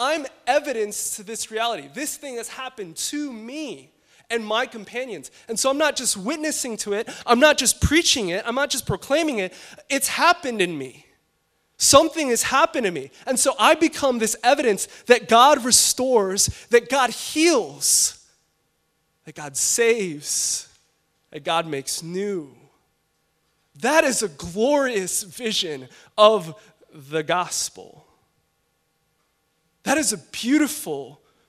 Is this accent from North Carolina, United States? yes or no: no; Chicago, Illinois, United States; now in Los Angeles, United States; I'm from Chicago